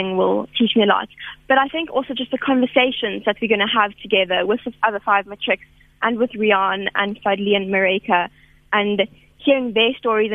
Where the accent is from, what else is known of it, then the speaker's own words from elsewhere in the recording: Makhanda, Eastern Cape, South Africa; my hometown, Makanda